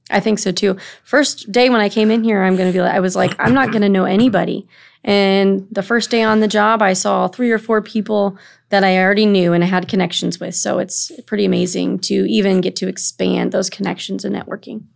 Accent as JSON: {"language": "English", "town": "East Moline", "region": "Illinois", "country": "United States", "moved": "yes", "lives_now": "Burlington, United States", "said": "I'm from Illinois. My, I'm originally from the Quad Cities in East Moline."}